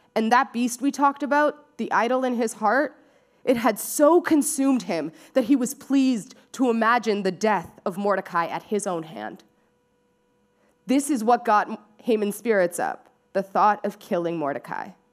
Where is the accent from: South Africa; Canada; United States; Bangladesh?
Canada; Surrey, British Columbia; now in Vancouver, Canada; I grew up in Surrey. Uh, so really close to here, just down, down the highway